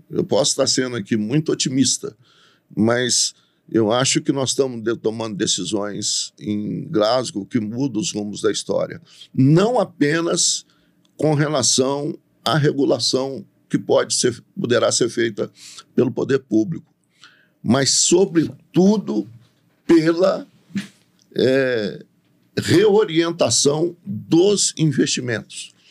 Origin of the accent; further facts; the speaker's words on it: São Domingos do Prata, Minas Gerais, Brazil; eu nasci em São Domingos do Prata.